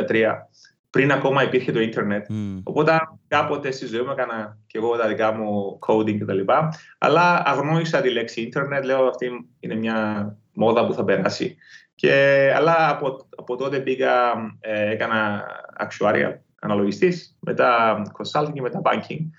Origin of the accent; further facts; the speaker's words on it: Cyprus; also born or lived in London; now in Greece; είμαστε και δύο από την Κύπρο